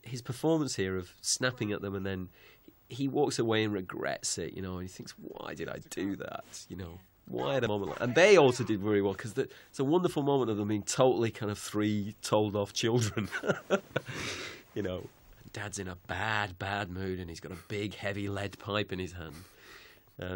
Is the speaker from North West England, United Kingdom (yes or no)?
yes; Manchester, North West England, United Kingdom; that's my hometown, Manchester